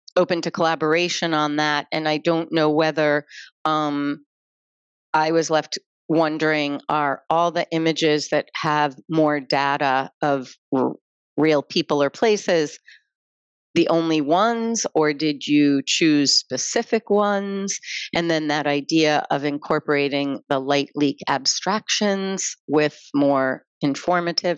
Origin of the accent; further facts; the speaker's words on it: United States; I put myself as an American in that space.